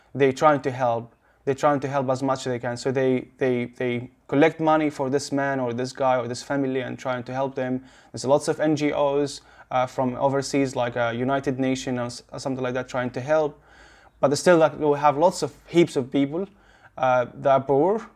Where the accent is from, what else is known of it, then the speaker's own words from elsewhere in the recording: Gaza Strip, Palestine; moved away as an adult; also born or lived in Adelaide, Australia; now in Sydney, Australia; I'm from Gaza.